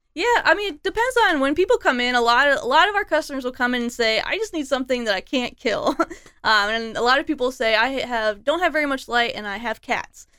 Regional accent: Des Moines, Iowa, United States; moved away as an adult; also born or lived in Chicago / Austin / Berlin / Barcelona; I was born in Des Moines. I went to Johnson High School.

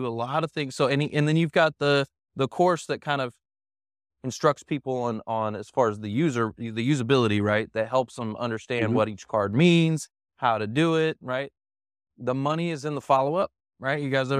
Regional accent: Dallas, Texas, United States; I was born and raised here in Dallas, and nobody's from Dallas.

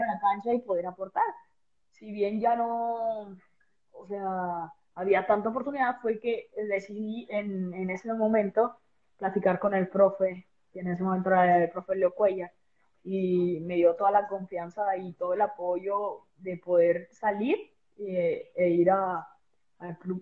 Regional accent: Veracruz, Mexico; Yo soy del puerto de Veracruz

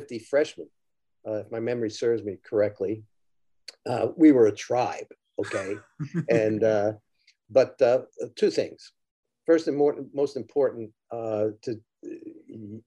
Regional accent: Mount Vernon, New York, United States; also born or lived in Texas; I was born in Texas. We moved back when I was about 2 years old, and my family was in Mount Vernon, New York.

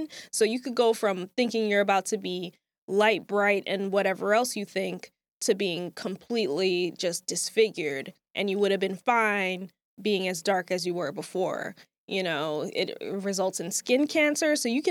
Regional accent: Jamaica; You know, as a Jamaican myself, I'm very familiar with the dancehall culture.

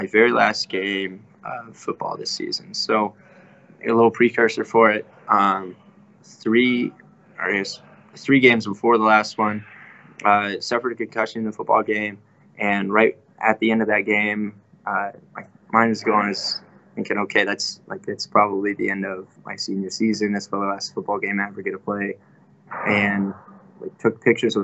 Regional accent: Lincoln, Nebraska, United States; growing up, I grew up here in Lincoln, Nebraska

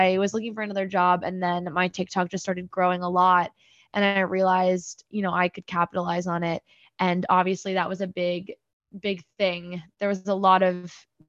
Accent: New Jersey, United States; moved away as an adult; also born or lived in Michigan / New York; I'm originally from New Jersey. I grew up there, was born and raised in Central Jersey

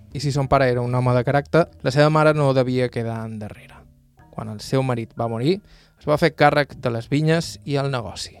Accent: Bunyola, Balearic Islands, Spain; del meu poble, Bunyola

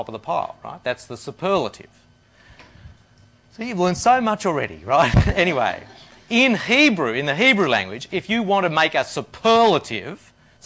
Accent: Australia; moved away as an adult; also born or lived in India; I'm an Australian

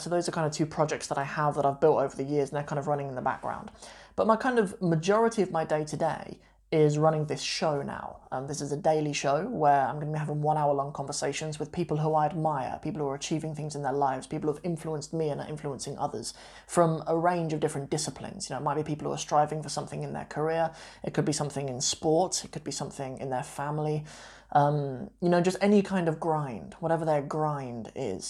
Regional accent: Long Buckby, East Midlands, United Kingdom; also born or lived in Northampton; I grew up in this sort of working class town. I mean, it's, it's a working class, uh, larger village. It's not really a town actually, called Long Buckby in the East Midlands in Northamptonshire.

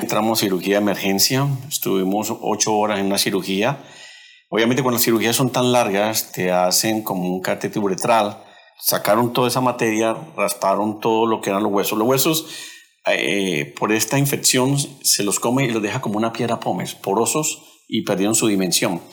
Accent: Cali, Valle del Cauca, Colombia; Nosotros somos de Colombia y de la ciudad de Cali.

